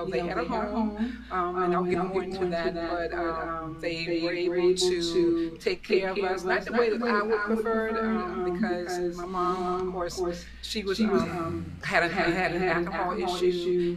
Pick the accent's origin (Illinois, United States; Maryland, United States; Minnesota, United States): Maryland, United States; Calvert County; So I'm from Calvert County, Maryland. For those who don't know, it's about probably 45 minutes from Washington, D.C. I crossed up a country girl.